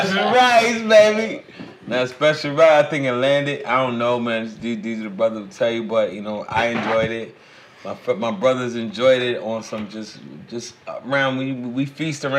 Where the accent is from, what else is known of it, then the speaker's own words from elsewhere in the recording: New York City, New York, United States; I'm from Brooklyn